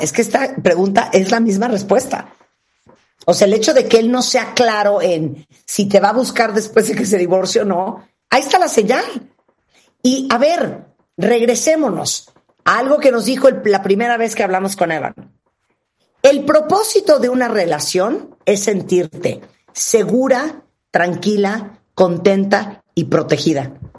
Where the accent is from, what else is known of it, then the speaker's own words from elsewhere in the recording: Nicaragua; en Nicaragua, donde yo nací